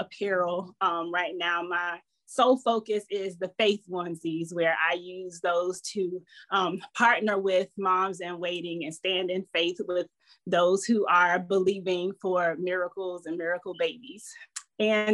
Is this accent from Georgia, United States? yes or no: yes; Southeast Georgia, United States; now in Virginia, United States; I am a country girl born and raised in Georgia, Southeast Georgia